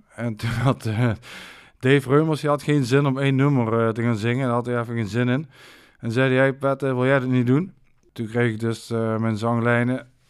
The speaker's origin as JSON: {"language": "Dutch", "town": "Maastricht", "region": "Limburg", "country": "Netherlands", "tie": "born or raised there", "said": "ik heb mijn jeugd doorgebracht in Sint-Pieter."}